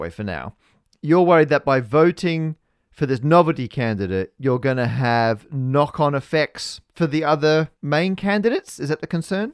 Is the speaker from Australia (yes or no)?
yes; Australia; we're both Australian